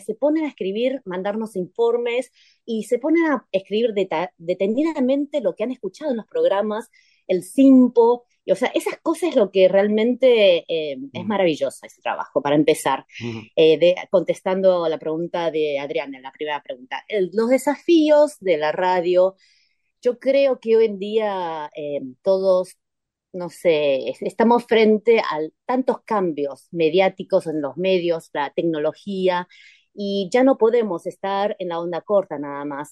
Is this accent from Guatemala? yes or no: no; Buenos Aires, Argentina; accent: porteña; now in Taipei, Taiwan; yo soy porteña, soy ah. argentina